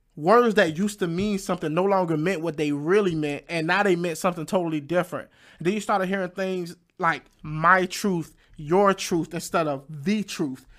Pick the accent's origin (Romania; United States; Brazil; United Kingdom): United States; Fayetteville, North Carolina; my hometown, Fayette, Fayetteville, North Carolina